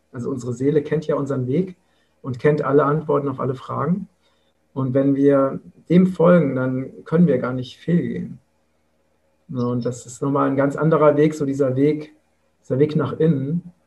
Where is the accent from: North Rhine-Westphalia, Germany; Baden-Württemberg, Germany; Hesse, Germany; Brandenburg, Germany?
Hesse, Germany; Vogelsberg; im Vogelsberg, das ist meine Heimat in Hessen